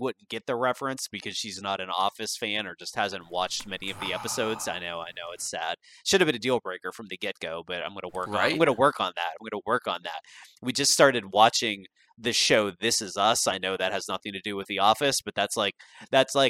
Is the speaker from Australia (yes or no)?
no; Pittsburgh, Pennsylvania, United States; I grew up in the Pittsburgh area